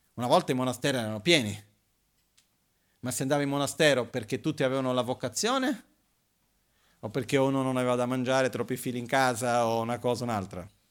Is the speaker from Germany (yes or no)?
no; Brazil; moved away; io vengo dal Brasile